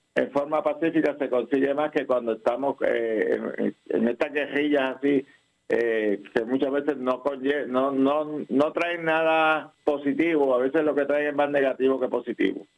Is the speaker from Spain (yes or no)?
no; Puerto Rico; Nosotros como educadores puertorriqueños